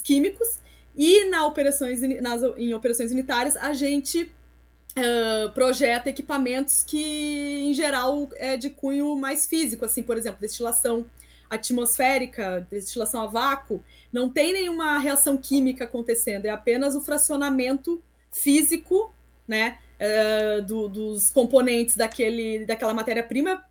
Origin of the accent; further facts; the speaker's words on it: interior of Rio Grande do Sul, Brazil; moved away as an adult; also born or lived in Santa Catarina; eu sou do interior do Rio Grande do Sul